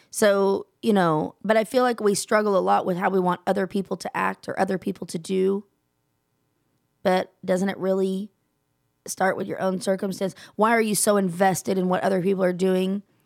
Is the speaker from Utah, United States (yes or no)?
no; Texas, United States; also born or lived in Gulfport, Mississippi; I'm from Texas, born, raised. I will never leave